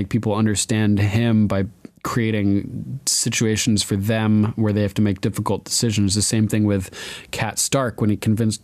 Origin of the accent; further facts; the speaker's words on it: Old Lyme, Connecticut, United States; I'm actually from Old Lyme, Connecticut